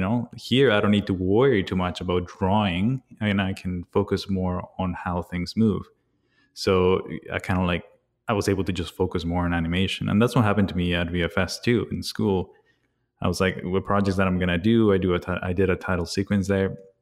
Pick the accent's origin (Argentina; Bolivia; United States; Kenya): Bolivia; I was born and raised in Bolivia